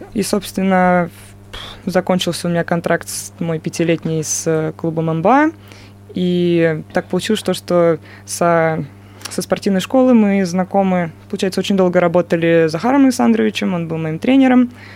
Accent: Moscow, Russia; moved away as an adult; now in Chelyabinsk, Russia; я из Москвы начинала, естественно, свой баскетбольный путь в Москве

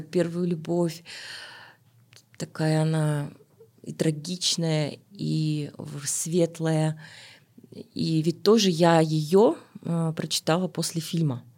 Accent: Almaty, Kazakhstan; Я родилась в Алматы, в Алмате тогда

